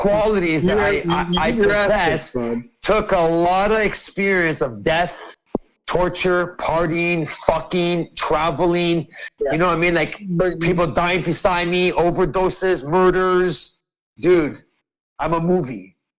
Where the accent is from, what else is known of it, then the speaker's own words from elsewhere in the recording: Canada; I grew up in this land. And I went to the Indian reservations. I went to the, listen, I'm not joking, dude. I went to all your ancient reservations around Canada growing up.